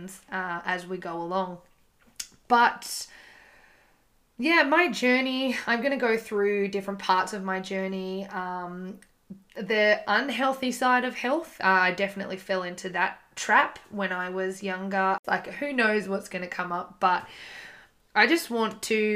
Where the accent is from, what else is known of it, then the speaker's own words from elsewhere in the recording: Gold Coast, Queensland, Australia; I'm from the Gold Coast